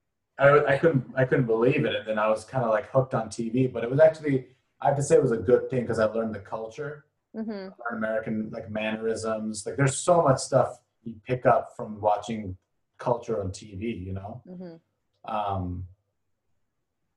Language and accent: English; Bangladesh; also born or lived in Europe / Middle East / Asia / Luxembourg; now in United States; I'm from Bangladesh.